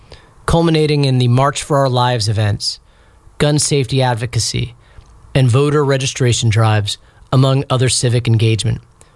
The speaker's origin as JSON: {"language": "English", "region": "Florida", "country": "United States", "said": "Parkland, which is in my home state of Florida."}